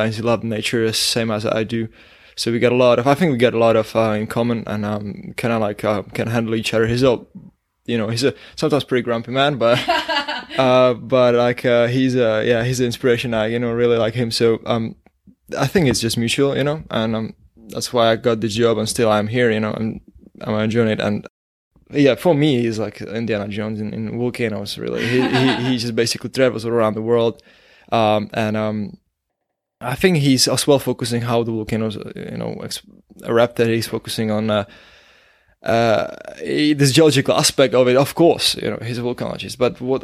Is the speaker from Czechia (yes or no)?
yes; Prague, Czechia; moved away as an adult; now in Iceland; I'm from Prague, from Czech Republic